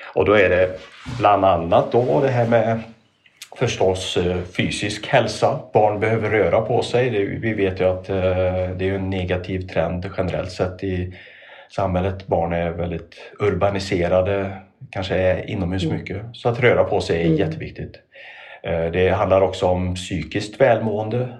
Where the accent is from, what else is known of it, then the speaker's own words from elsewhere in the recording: Trollhättan, Västra Götaland, Sweden; När jag växte upp i Trollhättan